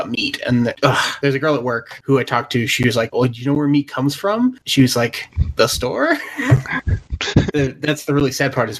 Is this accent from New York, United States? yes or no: no; California, United States; I am from California, and there's literally nothing but dairies around.